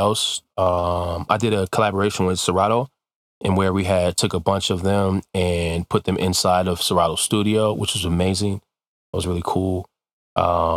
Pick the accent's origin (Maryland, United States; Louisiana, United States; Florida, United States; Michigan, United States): Michigan, United States; Detroit; I'm from Detroit. Like, you know, I was born in Detroit